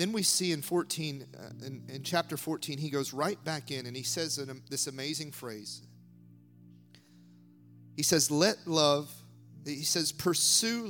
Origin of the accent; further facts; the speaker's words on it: United States; moved away; I grew up in the States